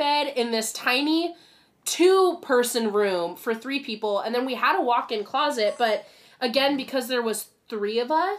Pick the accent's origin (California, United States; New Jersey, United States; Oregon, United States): Oregon, United States; Lake Oswego; also born or lived in Corvallis, Oregon; growing up in Lake Oswego